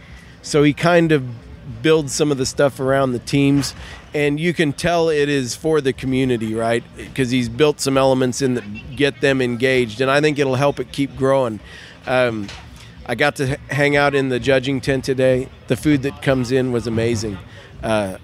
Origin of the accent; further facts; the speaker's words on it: Kansas, United States; I'm from Kansas